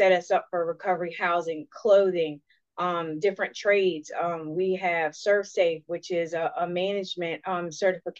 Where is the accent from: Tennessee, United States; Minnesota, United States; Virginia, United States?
Virginia, United States; Richmond; originally I'm from Richmond